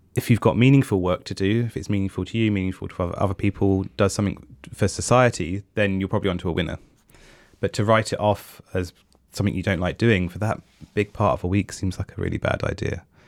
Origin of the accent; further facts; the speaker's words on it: England, United Kingdom; I am English